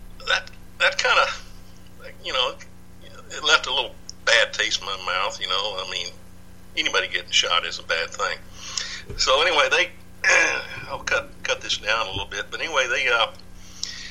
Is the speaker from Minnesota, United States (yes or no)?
no; Dallas, Texas, United States; also born or lived in Michigan; I'm originally from Dallas. Actually, I was born in Michigan of all places, but our family moved to Dallas about 1 year after I was born. But anyway, I grew up in Dallas